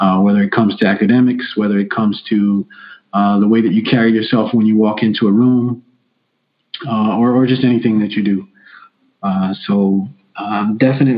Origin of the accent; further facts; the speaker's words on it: Piscataway, New Jersey, United States; I grew up also in Scataway, New Jersey